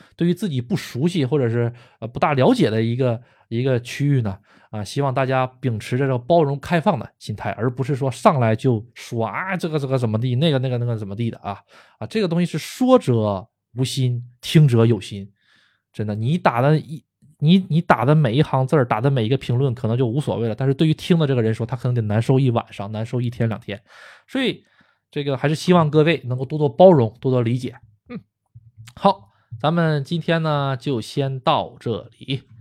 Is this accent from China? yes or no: yes; China; also born or lived in Tokyo, Japan; now in Japan; 毕竟我是说的中国话，我是中国人，我出生在中国